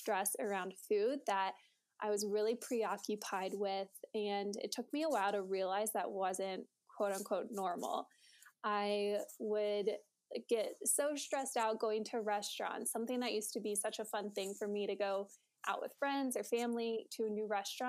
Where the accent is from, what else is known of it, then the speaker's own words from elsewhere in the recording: Springboro, Ohio, United States; I grew up in Springboro, Ohio, which is in between Dayton and Cincinnati, for those of you who don't know. So always grew up and have lived in the Midwest